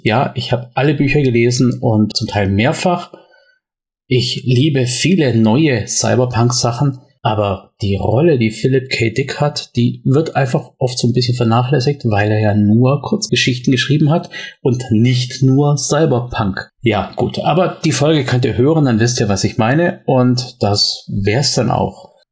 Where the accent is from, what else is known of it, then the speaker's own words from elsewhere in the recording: Swabia, Germany; accent: Swabian; wie man bei uns im Schwabenland sagt